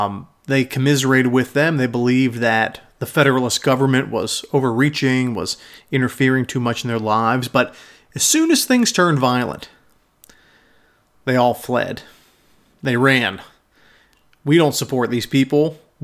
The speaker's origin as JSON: {"language": "English", "town": "Pittsburgh", "region": "Pennsylvania", "country": "United States", "tie": "born or raised there", "said": "my hometown of Pittsburgh"}